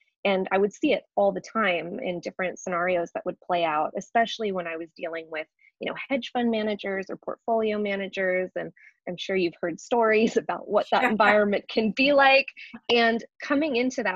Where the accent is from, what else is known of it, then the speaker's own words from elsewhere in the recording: San Francisco Bay Area, California, United States; moved away as an adult; also born or lived in New York; I was born and raised in the San Francisco Bay Area and actually lived in New York for about 10 years